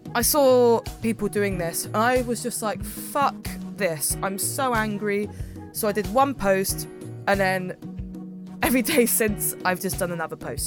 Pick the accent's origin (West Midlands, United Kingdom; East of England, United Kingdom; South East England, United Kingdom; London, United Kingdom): South East England, United Kingdom; Milton Keynes; I'm from Milton Keynes.